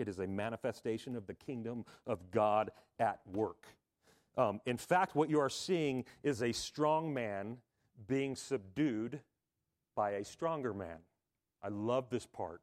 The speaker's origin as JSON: {"language": "English", "region": "Southern California", "country": "United States", "tie": "born or raised there", "said": "if you were a kid growing up in Southern California"}